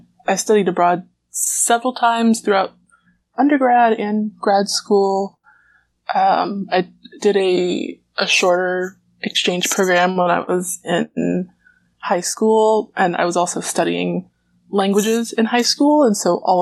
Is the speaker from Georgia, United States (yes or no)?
yes; near Atlanta, Georgia, United States; I grew up just near Atlanta